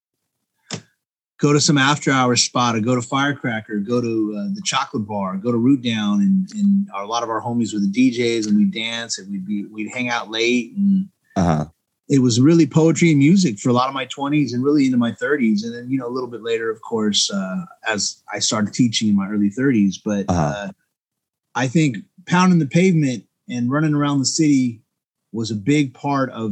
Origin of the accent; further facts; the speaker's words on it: Cerritos, California, United States; moved away as an adult; also born or lived in Long Beach, California; now in Monterey, United States; But from 0 to 18, I lived in Cerritos